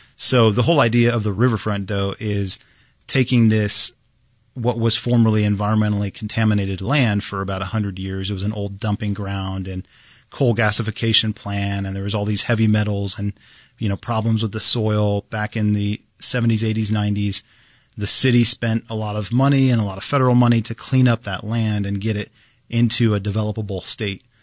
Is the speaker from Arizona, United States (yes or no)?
yes; Phoenix, Arizona, United States; now in Kansas City, United States; I'm from Phoenix originally.